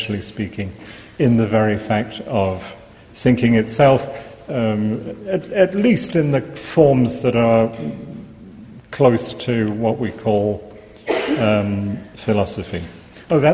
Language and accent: English; England, United Kingdom; accent: English; moved away; even though I haven't now lived here for many years, I am, as you hear from my accent, English.